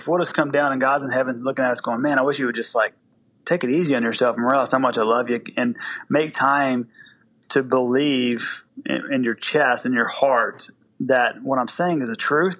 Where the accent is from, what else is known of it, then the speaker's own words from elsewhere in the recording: the South, United States; because I'm from the South and we use all analogies for football.